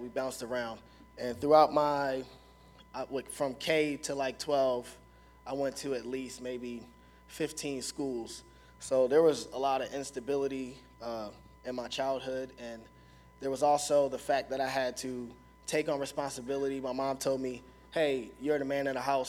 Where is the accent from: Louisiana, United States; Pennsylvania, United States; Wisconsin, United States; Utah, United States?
Pennsylvania, United States; Philadelphia; also born or lived in Watertown, New York; I'm from North Philly, so it's like very violent.